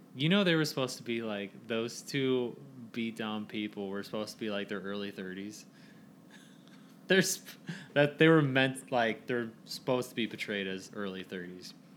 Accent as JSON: {"language": "English", "town": "Hebron", "country": "United States", "said": "I'm from Hebron"}